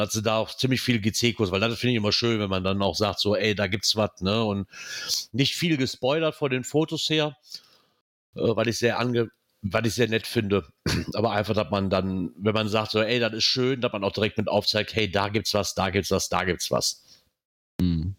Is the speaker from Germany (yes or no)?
yes; Rhineland, Germany; Was ich schon mal sehr sinnvoll finde als Rheinländer